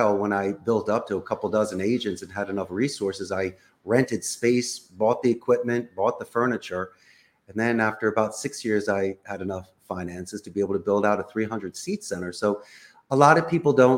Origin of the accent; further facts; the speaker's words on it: Philadelphia, Pennsylvania, United States; first language English; moved away as an adult; also born or lived in Arizona; now in Costa Rica; I'm originally from Northeast Philadelphia